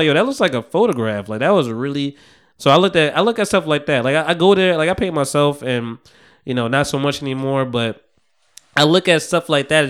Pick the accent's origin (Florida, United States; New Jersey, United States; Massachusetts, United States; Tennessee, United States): New Jersey, United States; I'm from Jersey.